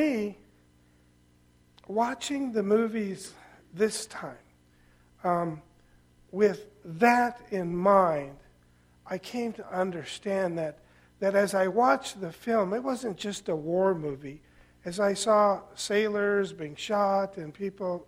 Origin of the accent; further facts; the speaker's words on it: Southern California, United States; moved away; I grew up in Southern California